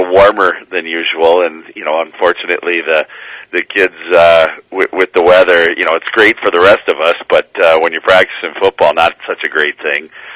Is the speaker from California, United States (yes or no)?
no; Escanaba, Michigan, United States; now in Marquette, United States; I'm from Escanaba